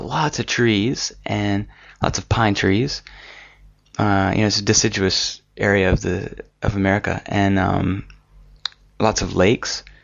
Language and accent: English; Alabama, United States; I grew up in Alabama, and I really like the landscape there